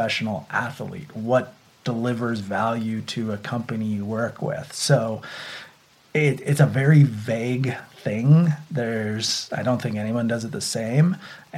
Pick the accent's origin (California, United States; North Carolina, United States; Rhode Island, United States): California, United States; Santa Cruz; I grew up in Santa Cruz at the beach